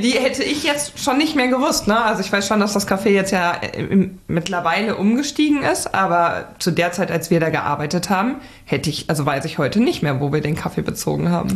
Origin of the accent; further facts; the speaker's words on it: Sauerland, North Rhine-Westphalia, Germany; also born or lived in Hamburg / Attendorn; hat es mich dann zurück in meine Heimat ins Sauerland ähm, verschlagen